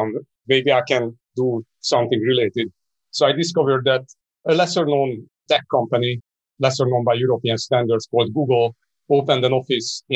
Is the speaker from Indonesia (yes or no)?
no; Hungary; now in London, United Kingdom; I was born in Hungary. That was part of the Eastern Bloc when I was born. 1979, if you believe that. That was a long time ago. And I actually spent my first 10 years under communism